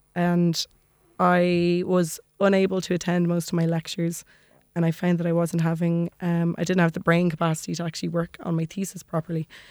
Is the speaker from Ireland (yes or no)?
yes; Maynooth, Leinster, Ireland; also born or lived in Dublin; I grew up in Maynooth